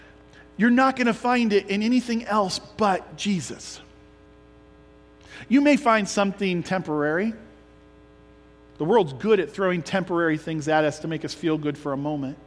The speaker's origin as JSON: {"language": "English", "town": "Creston", "region": "Ohio", "country": "United States", "tie": "born or raised there", "said": "me growing up in Creston"}